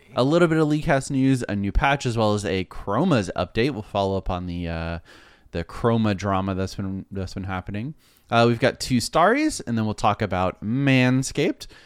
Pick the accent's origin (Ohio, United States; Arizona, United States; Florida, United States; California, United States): Florida, United States; I'm from Florida